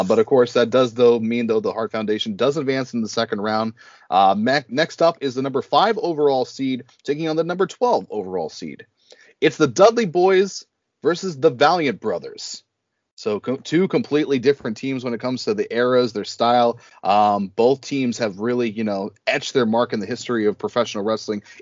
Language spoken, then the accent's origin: English; Canada; we're Canadian